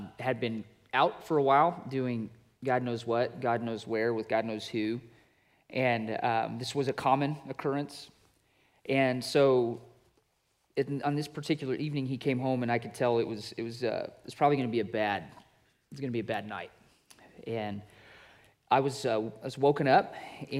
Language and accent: English; Wyoming, United States; moved away; I grew up in Wyoming, and it's literally a place where the buffalo do roam